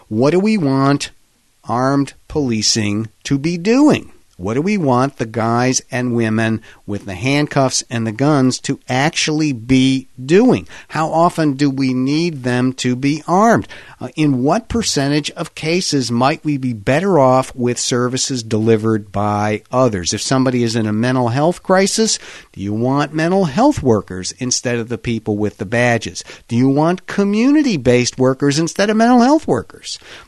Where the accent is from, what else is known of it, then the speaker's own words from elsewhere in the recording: Pittsburgh, Pennsylvania, United States; I can tell you in my hometown of Pittsburgh, these have all been discussed